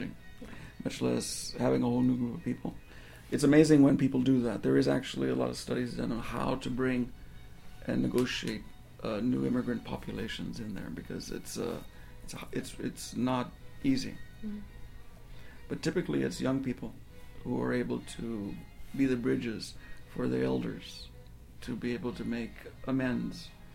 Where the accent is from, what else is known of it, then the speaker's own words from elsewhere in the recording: Arizona, United States; I'm from Arizona